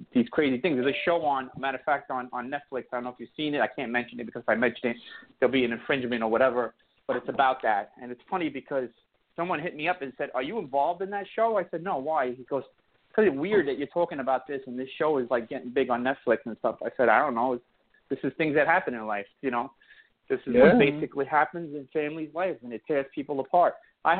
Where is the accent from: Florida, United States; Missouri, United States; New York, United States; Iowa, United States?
New York, United States; New York City; I grew up in Bensonhurst